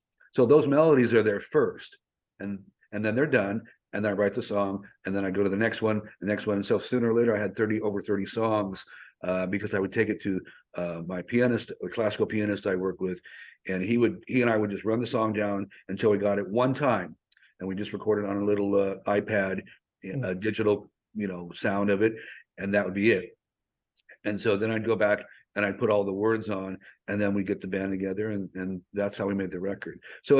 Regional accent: Hollywood, California, United States; And like you said, I come from Hollywood. I've been in Hollywood.

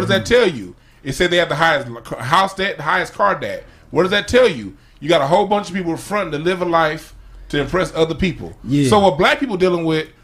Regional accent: Los Angeles, California, United States; where I grew up on Crenshaw Rodeo

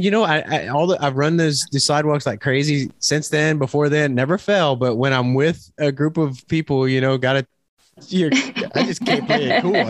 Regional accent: Louisiana, United States; I'm from Louisiana

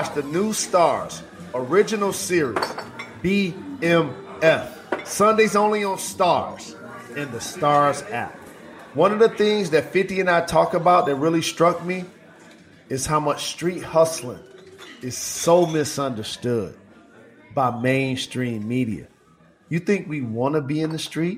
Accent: Detroit, Michigan, United States; I'm from the Motor City

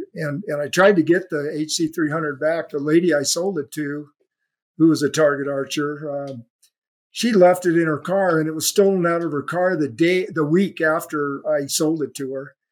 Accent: California, United States; my hometown in California

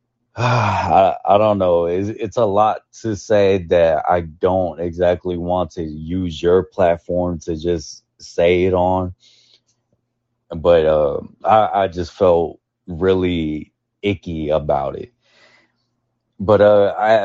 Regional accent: Dallas, Texas, United States; I'm a person from Oak Cliff

